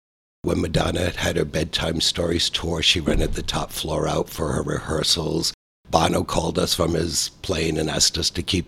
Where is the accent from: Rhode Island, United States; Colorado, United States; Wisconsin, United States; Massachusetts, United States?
Rhode Island, United States; moved away as an adult; also born or lived in Florida / Atlanta / California; now in St. Petersburg, United States; I was born and raised in Rhode Island. I left there when I was 18 years of age